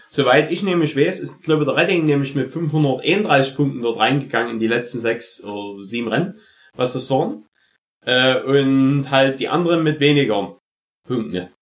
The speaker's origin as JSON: {"language": "German", "country": "Germany", "said": "als Deutscher"}